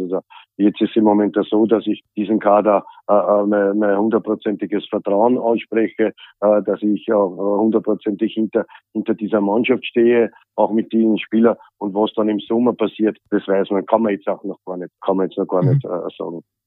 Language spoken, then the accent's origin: German; Austria; hier bei uns in Österreich